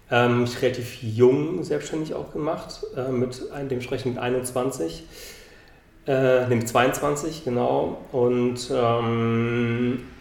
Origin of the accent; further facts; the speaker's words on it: Bonn, North Rhine-Westphalia, Germany; born there; now in Berlin, Germany; bin aus Berlin, nicht gebürtig, bin eigentlich gebürtig aus Bonn